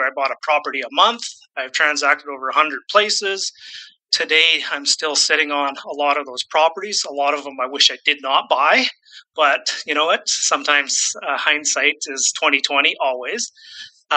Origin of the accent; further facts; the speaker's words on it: Saskatchewan, Canada; also born or lived in British Columbia; now in Vancouver, Canada; I'm born and raised in Saskatchewan. I do live in British Columbia, just outside of Vancouver at the moment